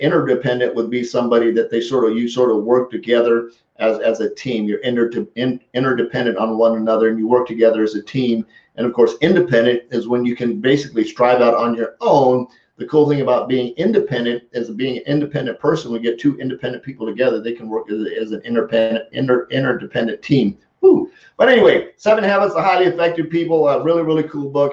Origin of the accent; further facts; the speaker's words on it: Colorado, United States; growing up in Colorado